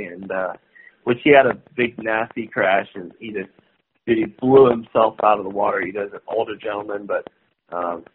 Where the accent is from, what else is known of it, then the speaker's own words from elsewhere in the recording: United States; I'm American